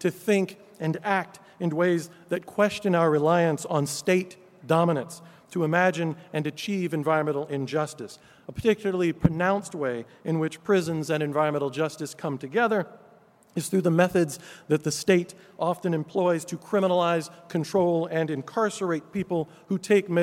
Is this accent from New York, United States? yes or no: no; California, United States; my home state of California